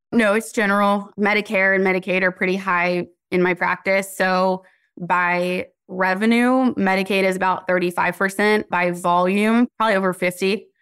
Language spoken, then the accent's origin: English; Cary, North Carolina, United States; also born or lived in Garner, North Carolina; I grew up in Cary